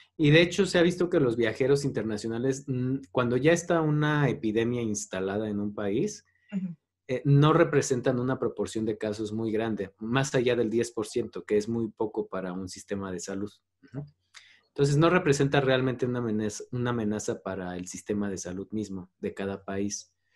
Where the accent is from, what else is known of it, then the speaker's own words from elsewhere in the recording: Mexico; como mexicanos debemos